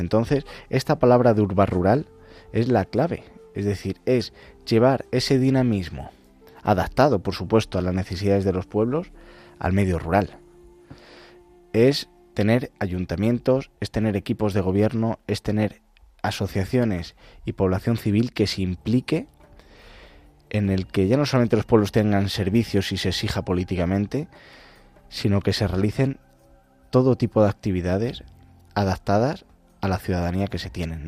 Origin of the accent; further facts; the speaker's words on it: Castile and León, Spain; also born or lived in Madrid; estoy mitad en Madrid, mitad en Ávila, en mi pueblo